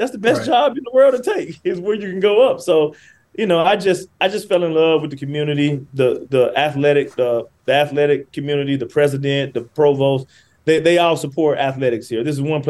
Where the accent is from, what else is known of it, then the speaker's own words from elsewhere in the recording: Muscle Shoals, Alabama, United States; moved away as an adult; also born or lived in Cincinnati / Indianapolis; now in California, United States; I'm from Muscle Shoals, Alabama. That's in Florence, my hometown